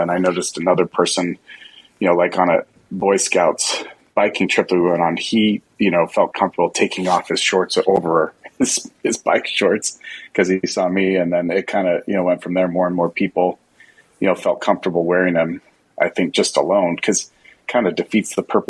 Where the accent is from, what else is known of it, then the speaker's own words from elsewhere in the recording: Utah, United States; I grew up actually in Utah where there's lots of amazing, big, huge mountains